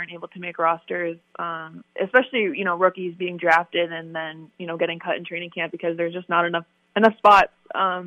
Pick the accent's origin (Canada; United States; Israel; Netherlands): Canada; I love being Canadian and being from Canada